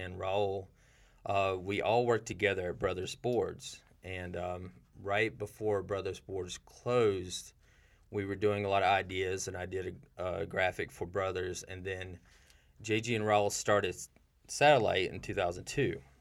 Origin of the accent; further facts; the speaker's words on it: Seneca, South Carolina, United States; I'm from Seneca, South Carolina. Um, is a pretty rural place in South Carolina